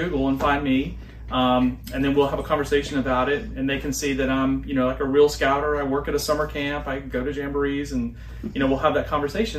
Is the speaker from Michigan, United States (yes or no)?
no; South Carolina, United States; So I grew up in South Carolina